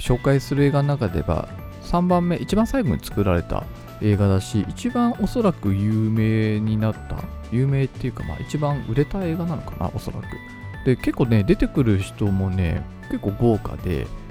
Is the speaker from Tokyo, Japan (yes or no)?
no; Kitami, Hokkaido, Japan; 私のあの生まれ故郷のあの北見市っていうね